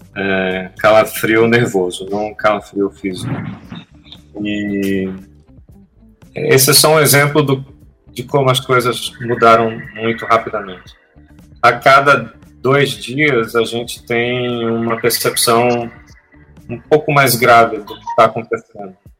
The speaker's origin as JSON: {"language": "Portuguese", "region": "Pernambuco", "country": "Brazil", "said": "nós somos pernambucanos."}